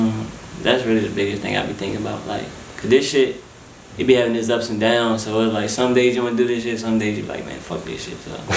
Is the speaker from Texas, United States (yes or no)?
no; Washington, District of Columbia, United States; also born or lived in California; now in Atlanta, United States; I'm from D.C.